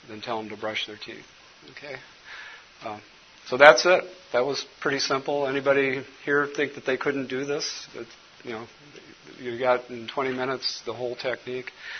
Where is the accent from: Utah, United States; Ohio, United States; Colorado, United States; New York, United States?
Colorado, United States; now in Minnesota, United States; when I was growing up in Colorado